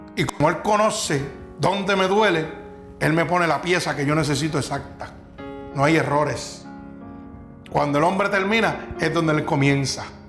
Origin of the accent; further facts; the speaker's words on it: Vega Baja, Puerto Rico; aquí hay gente que somos de Vega Baja